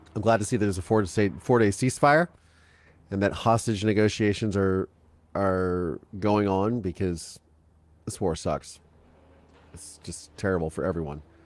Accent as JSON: {"language": "English", "region": "Ohio", "country": "United States", "tie": "born or raised there", "said": "I grew up in Ohio"}